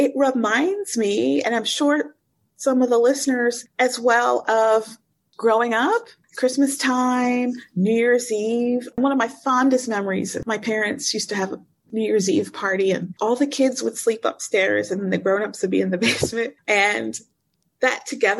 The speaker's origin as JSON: {"language": "English", "town": "West Chester", "region": "Pennsylvania", "country": "United States", "tie": "born or raised there", "moved": "as an adult", "lives_now": "Cairo, Egypt", "said": "I grew up in Pennsylvania, a sweet small town, Westchester, Pennsylvania, in the same house my whole life"}